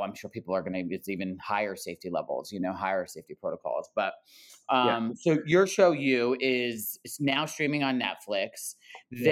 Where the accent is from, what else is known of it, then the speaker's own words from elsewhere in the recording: New Jersey, United States; now in Los Angeles, United States; I'm from New Jersey